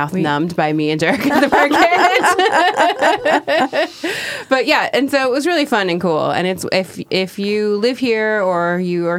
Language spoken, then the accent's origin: English; Welches, Oregon, United States; now in Portland, United States; It's very small, but it happens to be in my hometown